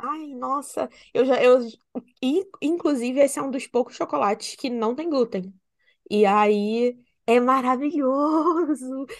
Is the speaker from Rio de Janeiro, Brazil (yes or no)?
yes; Rio de Janeiro, Brazil; accent: carioca